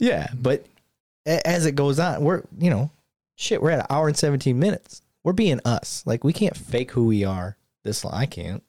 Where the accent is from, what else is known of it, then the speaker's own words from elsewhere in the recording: Flint, Michigan, United States; growing up around Flint